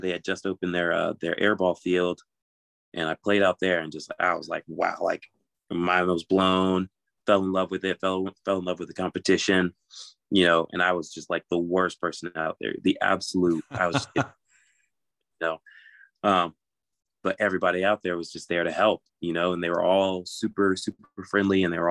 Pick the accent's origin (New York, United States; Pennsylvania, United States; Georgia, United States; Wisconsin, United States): Georgia, United States; Atlanta; moved away as an adult; now in Tampa, United States; I'm from Atlanta. I just recently, like literally a couple days ago, moved down to Tampa.